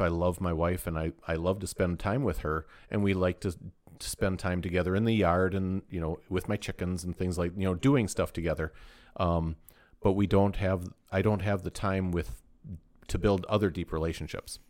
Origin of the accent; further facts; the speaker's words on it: United States; we're American